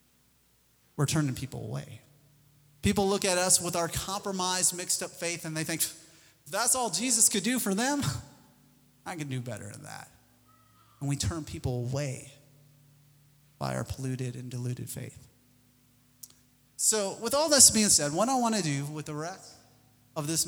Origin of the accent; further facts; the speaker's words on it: Missouri, United States; I'm from Missouri.